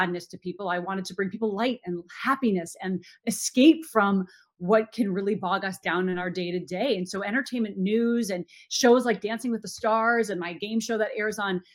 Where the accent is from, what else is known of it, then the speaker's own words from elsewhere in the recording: Minnesota, United States; moved away; I grew up in Minnesota